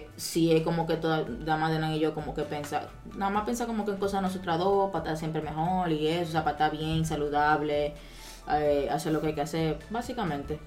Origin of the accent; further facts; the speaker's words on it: Dominican Republic; somos nosotros, los dominicanos